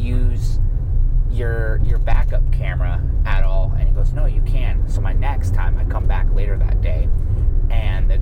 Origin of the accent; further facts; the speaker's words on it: Spokane, Washington, United States; I'm like from Spokane, Washington